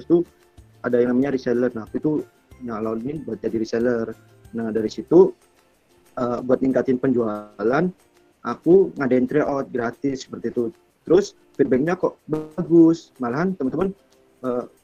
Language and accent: Indonesian; Sidoarjo, East Java, Indonesia; ya jadi untuk di intro awal jadi aku tuh dari sidoarjo terus eh, kebetulan aku tuh emang suka jualan